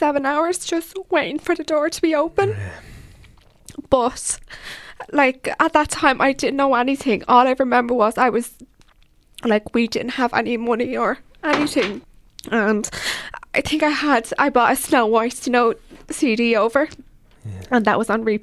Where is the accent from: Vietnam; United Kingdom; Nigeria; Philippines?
Vietnam; now in Ireland; I'm always a Vietnamese girl from Asia.